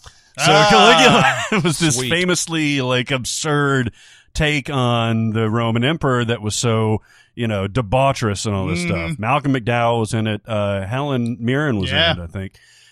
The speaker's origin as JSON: {"language": "English", "country": "Ireland", "said": "I'm from Ireland, and some of the Irish accents I've heard have had to see in movies are just so awful."}